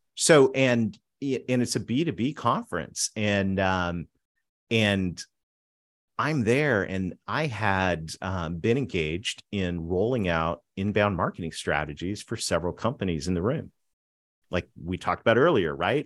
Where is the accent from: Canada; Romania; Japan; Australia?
Canada; southwestern Ontario; grew up between a dairy farm and a pig farm on a dirt road in southwestern Ontario, right across from Rochester